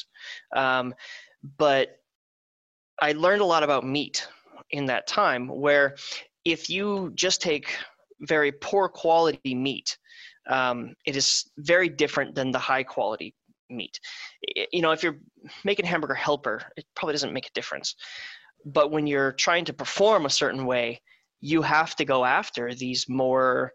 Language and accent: English; Wisconsin, United States; now in Southern California, United States; I'm from Wisconsin, where it's meat and cheese and beer